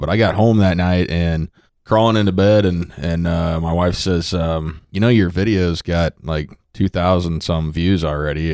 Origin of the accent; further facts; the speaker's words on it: Underwood, Iowa, United States; my hometown of Underwood there in, uh, Southwest Iowa